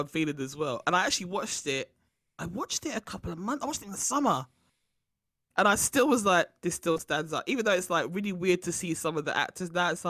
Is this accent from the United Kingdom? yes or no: yes; United Kingdom; even though we're British